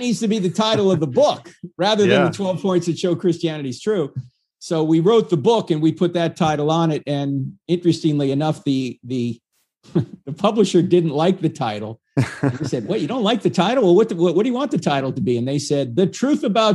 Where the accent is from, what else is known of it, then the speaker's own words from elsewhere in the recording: New Jersey, United States; I always believed in God growing up. In fact, I went to Catholic high school because I'm from New Jersey